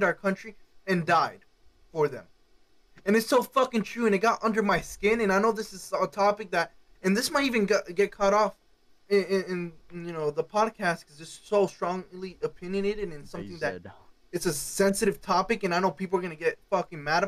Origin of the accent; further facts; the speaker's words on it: Cuba; now in United States; I'm not from this country. I was born in Cuba